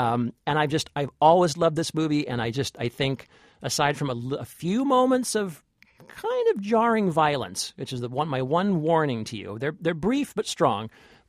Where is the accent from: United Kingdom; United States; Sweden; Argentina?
United States; California; I'm from California.